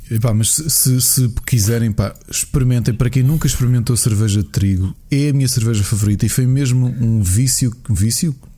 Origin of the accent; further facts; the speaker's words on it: Portugal; sou português